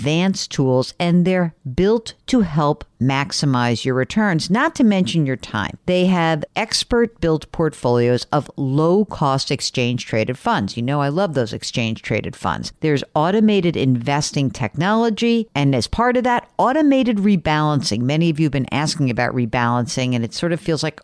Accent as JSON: {"language": "English", "region": "Northeast", "country": "United States", "said": "a neurotic Jew like I am from the Northeast"}